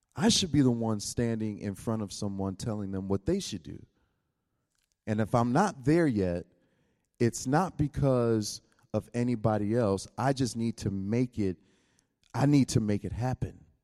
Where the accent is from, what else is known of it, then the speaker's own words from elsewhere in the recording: United States; I come from America